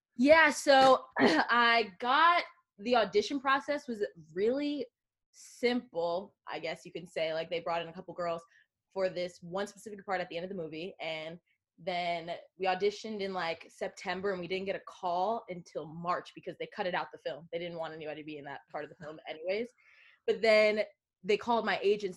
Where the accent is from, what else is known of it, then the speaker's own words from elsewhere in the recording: Long Island, New York, United States; moved away as an adult; now in California, United States; I'm from Long Island, New York.